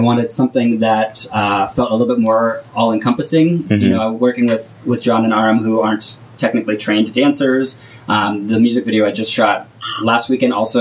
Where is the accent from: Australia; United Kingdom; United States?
United States; San Francisco, California; moved away as an adult; also born or lived in Orange County; now in Los Angeles, United States; I grew up in the San Francisco area